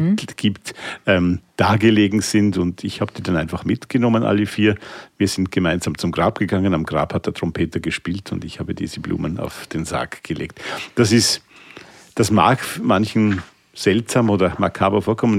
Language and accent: German; Vienna, Austria; als Wiener